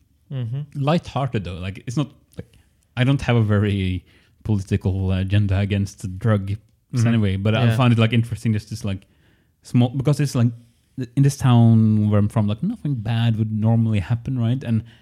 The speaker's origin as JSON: {"language": "English", "country": "Norway", "tie": "born or raised there", "second_language": "English", "said": "There's 15,000 people living in my home city."}